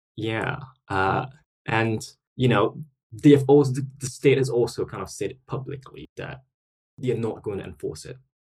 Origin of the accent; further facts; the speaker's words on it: Singapore; moved away as an adult; now in London, United Kingdom; So that's where I'm from originally. So I grew up in Singapore